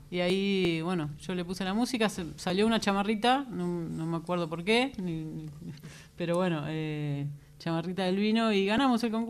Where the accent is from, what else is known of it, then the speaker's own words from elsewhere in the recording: Ituzaingó, Buenos Aires Province, Argentina; aprovechando esto que vamos a tocar en Ituzaingó, y yo me crié en Ituzaingó, entonces me